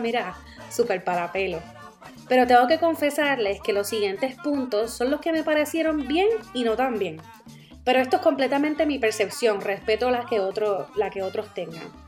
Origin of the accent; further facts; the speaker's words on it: Puerto Rico; now in Staten Island, United States; de ser puertorriqueña.